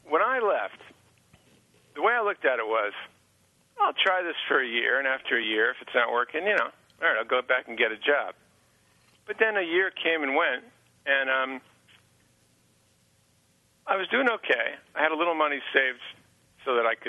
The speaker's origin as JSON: {"language": "English", "area": "Long Island", "region": "New York", "country": "United States", "tie": "born or raised there", "moved": "as an adult", "lives_now": "Boston, United States", "said": "I grew up on Long Island in New York"}